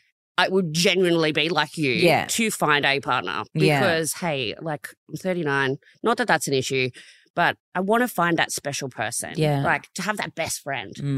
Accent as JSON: {"language": "English", "region": "Tasmania", "country": "Australia", "said": "I am from Tasmania"}